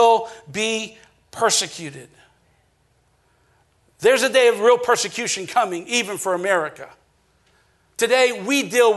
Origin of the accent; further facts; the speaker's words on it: Acadiana, Louisiana, United States; growing up in Acadiana